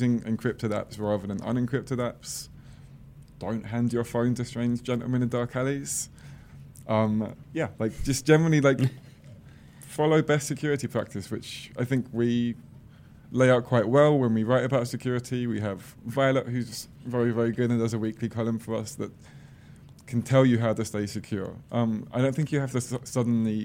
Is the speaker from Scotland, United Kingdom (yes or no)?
no; Croydon, London, United Kingdom; I'm from Croydon, which is like a really crappy place just inside of London